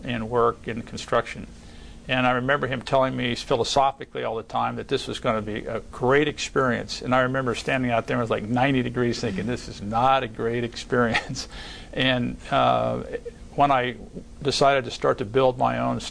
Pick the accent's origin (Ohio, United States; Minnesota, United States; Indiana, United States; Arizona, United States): Ohio, United States; moved away; my dad was a real estate developer and a contractor in the Midwest where I grew up in Ohio